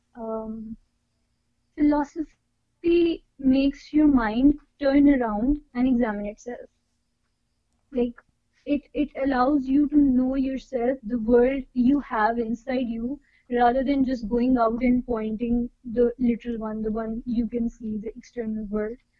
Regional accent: Pakistan; I am from Pakistan.

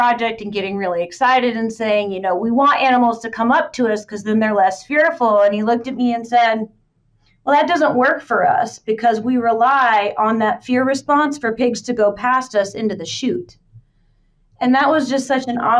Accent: Marshalltown, Iowa, United States; my hometown has it in Marshalltown

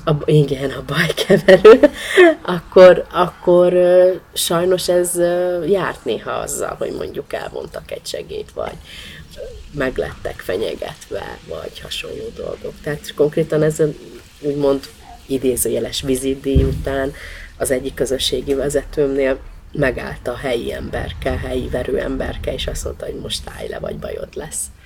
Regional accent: Budapest, Hungary; also born or lived in Nagyecsed; a nyolcadik kerületi kötődésem, én ott nőttem föl, tehát igazából hat hónapos koromban költöztek Nagyecsedről a szüleim föl, az anyukám szüleivel Budapestre, a nyolcadik kerületbe

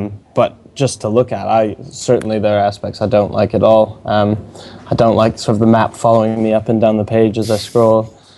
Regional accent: Maine, United States; born there; also born or lived in North Carolina; I was born in Maine, went to school in North Carolina.

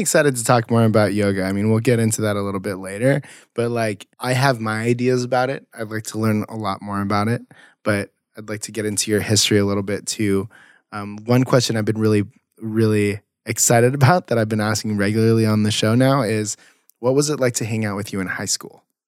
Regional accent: Las Flores, California, United States; I went to high school in, um, like, Las Flores, South Orange County.

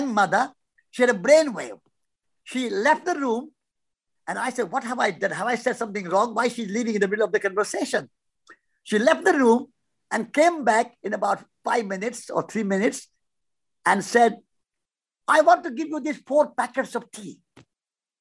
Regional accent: India; moved away; We are walking from India

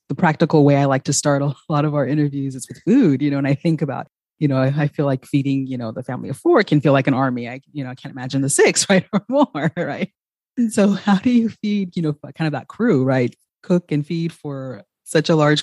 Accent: Ghana; moved away; I'm originally from Ghana

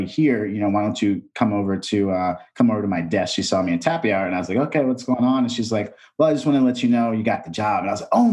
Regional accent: Texas, United States; moved away; also born or lived in East Coast; I'm from Texas. I was in Texas and from the East Coast.

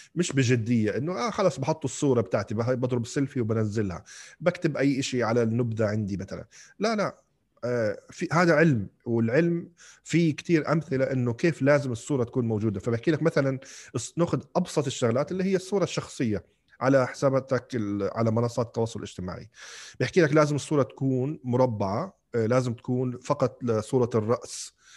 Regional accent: Kuwait; moved away as an adult; also born or lived in Algeria; انولدت وعشت بالكويت بعدين لما رحت على الجامعه رحت على الجزائر

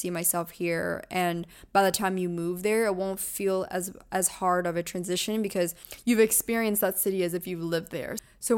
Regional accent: East Coast, United States; I grew up on the East Coast, so I visited New York many times, but it's a whole different level when you're living here.

